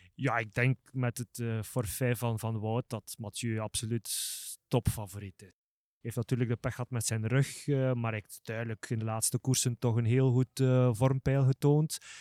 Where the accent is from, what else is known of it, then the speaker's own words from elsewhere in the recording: Flanders, Belgium; als Vlamingen, een enorme geschiedenis hebben